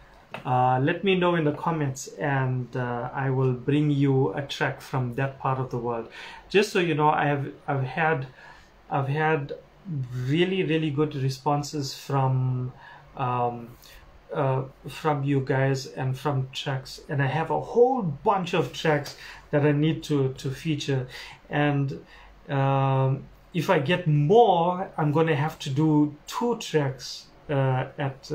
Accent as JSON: {"language": "English", "town": "Durban", "region": "KwaZulu-Natal", "country": "South Africa", "tie": "born or raised there", "said": "my hometown, Durban, South Africa"}